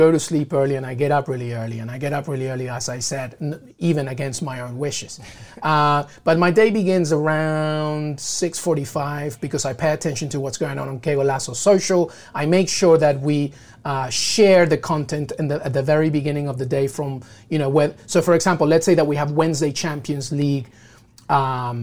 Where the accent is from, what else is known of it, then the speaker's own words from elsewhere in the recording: London, United Kingdom; also born or lived in Peru; now in New York, United States; I'm Peruvian, but I grew up in England, and I grew up very close to Highbury.